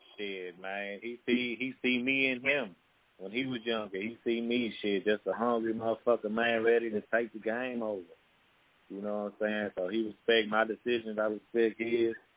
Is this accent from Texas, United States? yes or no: yes; Dickinson, Texas, United States; I'm from Dickinson, Texas.